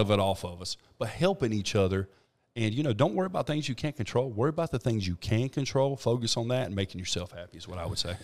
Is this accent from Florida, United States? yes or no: no; Thomasville, North Carolina, United States; now in Trinity, United States; I'm from Thomasville.